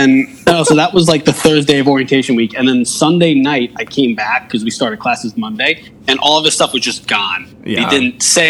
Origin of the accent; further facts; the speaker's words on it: New Jersey, United States; moved away as an adult; also born or lived in Pittsburgh, Pennsylvania; now in Albany, United States; I grew up outside of, you know, I grew up in Jersey, like just pretty not too far outside of New York, and then Pittsburgh for 5 years.